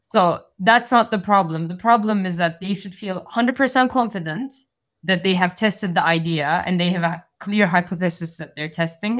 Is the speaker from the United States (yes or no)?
no; Turkey; moved away; I'm, I'm originally from Turkey